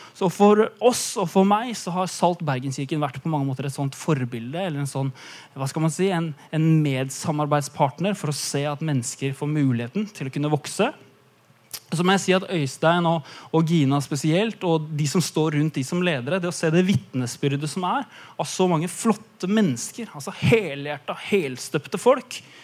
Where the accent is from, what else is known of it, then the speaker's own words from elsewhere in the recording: Eastern Norway, Norway; moved away; jeg kommer fra Østlandet